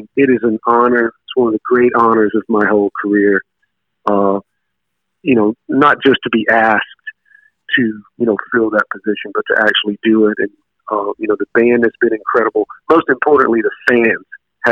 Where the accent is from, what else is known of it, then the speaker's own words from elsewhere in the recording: Alabama, United States; my home state of Alabama